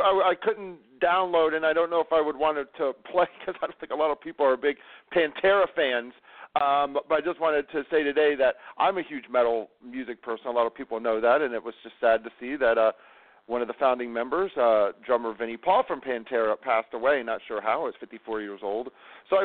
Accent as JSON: {"language": "English", "region": "California", "country": "United States", "said": "I'm from California."}